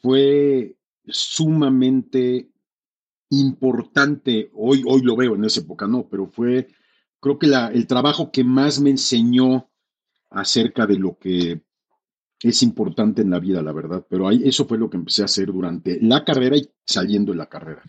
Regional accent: Mexico City, Mexico; also born or lived in Denver, Colorado, United States; crecí en México, o sea, estudié toda la, la, primaria, secundaria, preparatoria, todo en la Ciudad de México

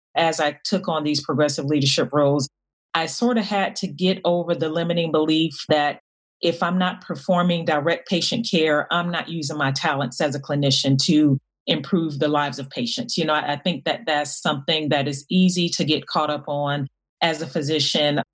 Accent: Miami, Florida, United States; I grew up in in Miami, Florida

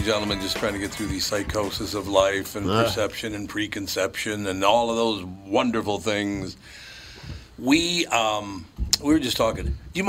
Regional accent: Minneapolis, Minnesota, United States; I literally grew up growing up in North Minneapolis and you know, going to St. Joe's and St. Anne's, pretty sequestered in Catholic school.

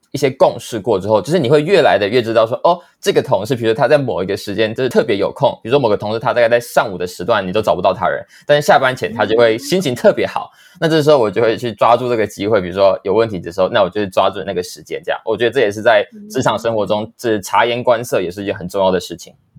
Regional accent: Taichung, Taiwan; moved away; also born or lived in New York; 我是来自台中的

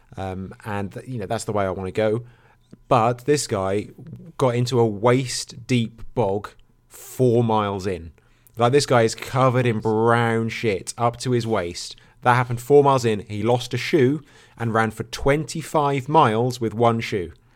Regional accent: Norfolk, East of England, United Kingdom; I'm from Norfolk

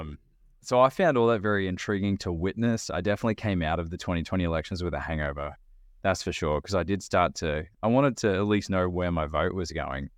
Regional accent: Australia; moved away as an adult; now in United States; when I was living in Australia, I was twenty, I was twenty-five when I moved

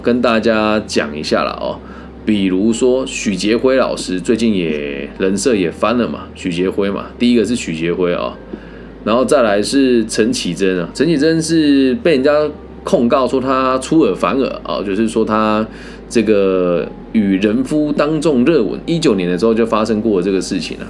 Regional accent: Taiwan; 我们台湾人

